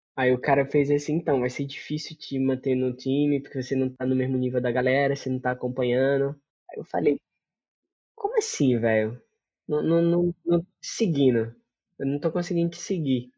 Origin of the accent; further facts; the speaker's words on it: Paraíba, Brazil; moved away as an adult; also born or lived in São Paulo / Moscow / Africa; Eu saí da Paraíba para São Paulo